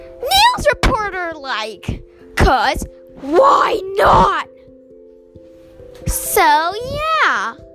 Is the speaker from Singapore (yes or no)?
yes; Singapore; also born or lived in Myanmar; I was born in Singapore, lived in Singapore. I'm from Myanmar